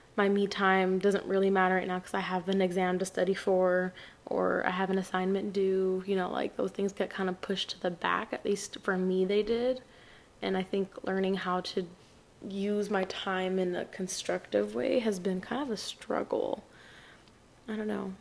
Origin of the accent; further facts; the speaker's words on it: El Paso, Texas, United States; I'm from El Paso, Texas